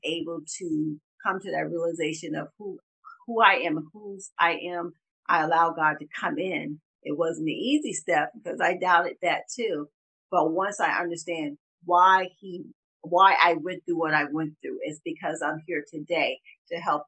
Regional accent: Pineville, South Carolina, United States; moved away as an adult; also born or lived in Charleston, South Carolina; now in Atlanta, United States; I've lived in Charleston, but I was raised in Pineville in Berkeley County.

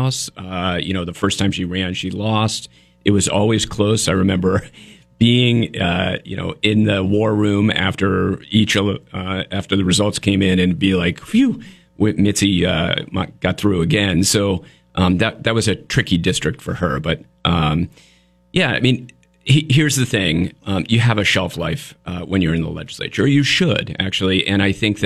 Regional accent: Vermont, United States; born or raised there

